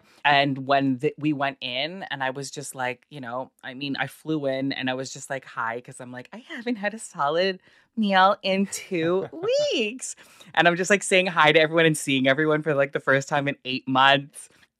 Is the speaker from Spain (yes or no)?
no; Toronto, Ontario, Canada; born or raised there